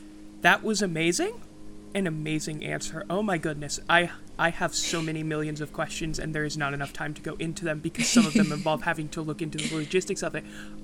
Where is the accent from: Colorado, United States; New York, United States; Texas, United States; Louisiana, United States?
Louisiana, United States; Southeast; I'm from Southeast Louisiana.